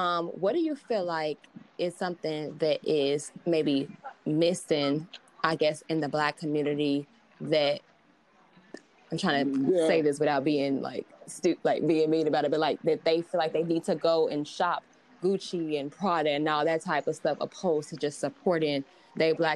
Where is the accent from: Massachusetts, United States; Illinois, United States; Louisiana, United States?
Illinois, United States; Chicago; moved away as an adult; now in New York, United States; I'm originally from Chicago, actually. And I moved out to New York to get my master's